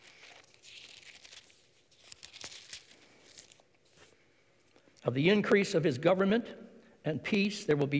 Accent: Ontario, Canada; My father raised us on American money because he worked across the border in Detroit

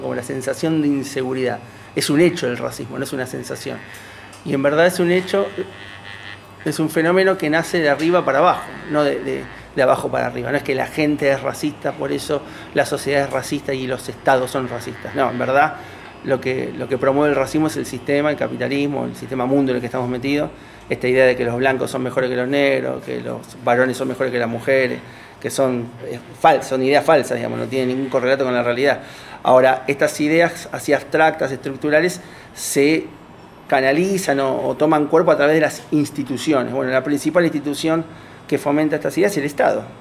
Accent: Argentina

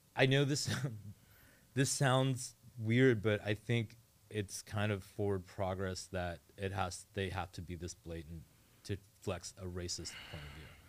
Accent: Northern Virginia, United States; now in Portland, United States; I grew up in Northern Virginia, like, right outside of D C

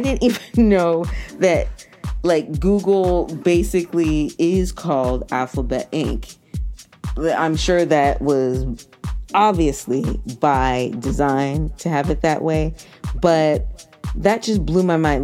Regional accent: Massachusetts, United States; I'm from Massachusetts

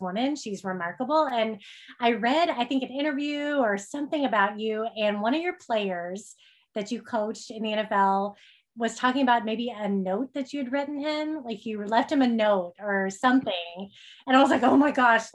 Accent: Oklahoma, United States; I grew up in Oklahoma

